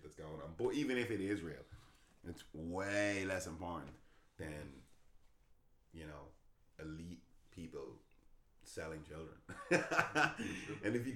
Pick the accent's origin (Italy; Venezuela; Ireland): Ireland; also born or lived in England